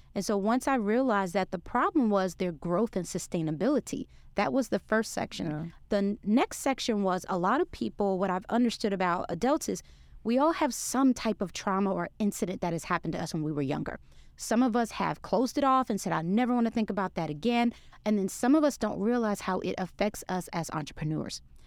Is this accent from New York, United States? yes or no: yes; New York City, New York, United States; moved away as an adult; now in Texas, United States; I'm a New Yorker from Brooklyn, New York